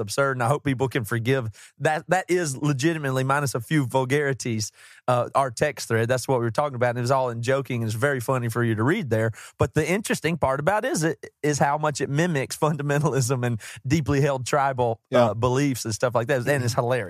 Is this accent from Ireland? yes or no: no; the South, United States; We're from the South. Uh, we didn't grow up around pro teams or anything.